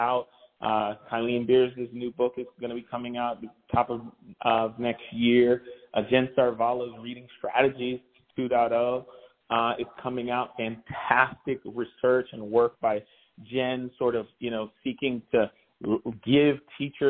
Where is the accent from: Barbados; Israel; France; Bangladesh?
Barbados; also born or lived in Philadelphia, Pennsylvania, United States; now in Boston, United States; So I'm originally from Barbados, but I grew up Barbados and Philly.